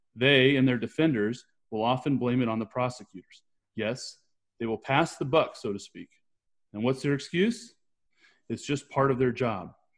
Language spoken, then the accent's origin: English; California, United States; I'm from California